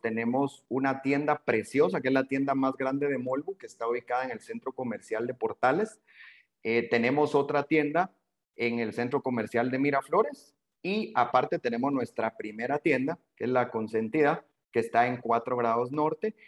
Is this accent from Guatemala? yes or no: yes; Guatemala